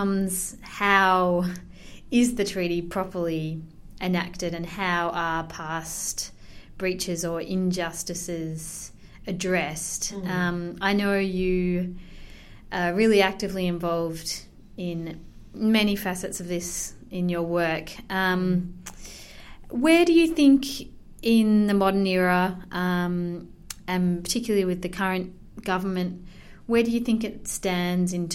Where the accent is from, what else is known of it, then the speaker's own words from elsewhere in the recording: Melbourne, Victoria, Australia; moved away as an adult; now in Christchurch, New Zealand; Having lived most of my life on Wurundjeri country in Naam or Melbourne, I've been living in Ototahi for just 6 months.